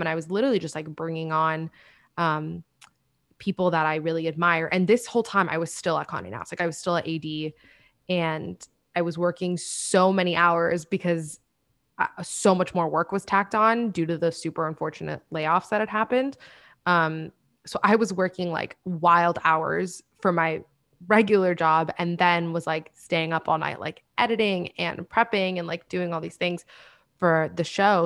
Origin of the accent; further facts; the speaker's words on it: Miami, Florida, United States; moved away as an adult; also born or lived in Washington, D.C. / New York; I'm from Miami